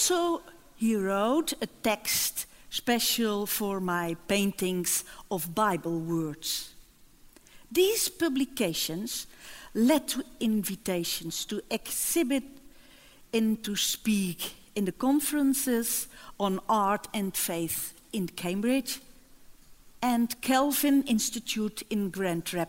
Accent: Netherlands; I came from the Netherlands

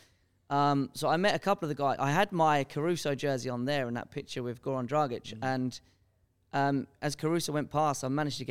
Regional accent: England, United Kingdom

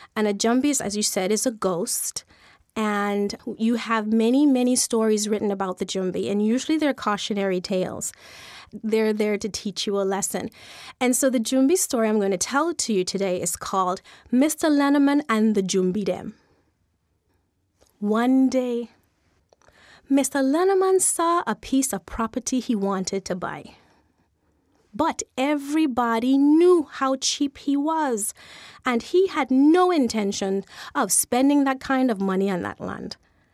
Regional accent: Saint Thomas, U.S. Virgin Islands; born there; And I was born in St. Thomas.

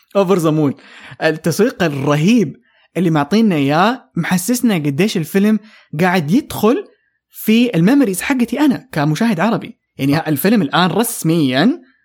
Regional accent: Saudi Arabia; عندنا في السعوديه

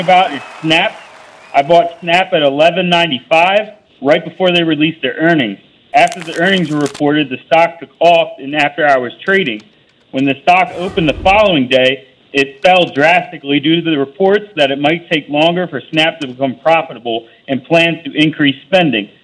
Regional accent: Pennsylvania, United States; now in California, United States; I grew up in Pennsylvania

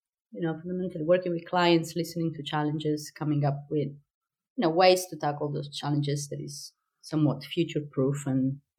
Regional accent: Sicily, Italy; English is a second language; now in Rotterdam, Netherlands; I'm from Sicily.

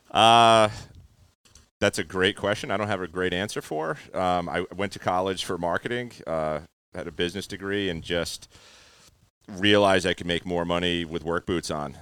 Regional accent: North Smithfield, Rhode Island, United States; also born or lived in Cumberland, Rhode Island; I grew up in North Smithfield

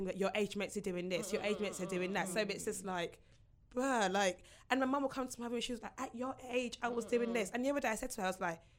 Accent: Nigeria; being a Nigerian woman who is, since I was 21, been told, where's your husband, where's your husband?

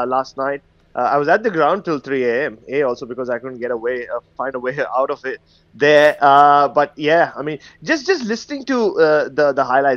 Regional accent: India; moved away; growing up in India

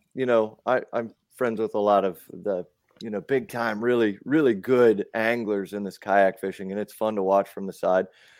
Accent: South Dakota, United States; now in Mechanicsville, Maryland, United States; I'm originally from South Dakota.

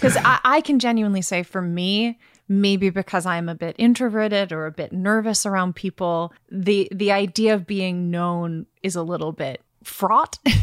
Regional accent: Brooklyn, New York, United States; I'm from Brooklyn

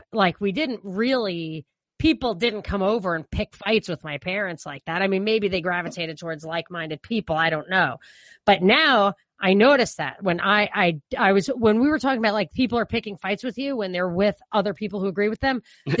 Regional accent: New York, United States; when I grew up in New York, my family, they weren't Republican.

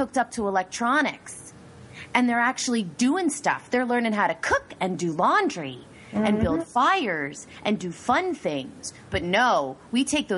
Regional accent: United States; I'm a Native American. I was born in America.

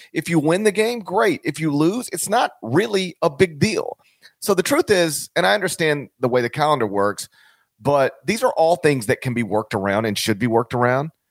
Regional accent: Mississippi, United States; also born or lived in suburbs of Memphis, Tennessee; growing up in Mississippi

